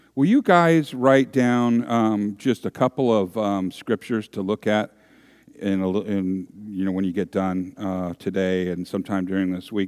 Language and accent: English; San Francisco Bay Area, California, United States; I grew up in the San Francisco Bay Area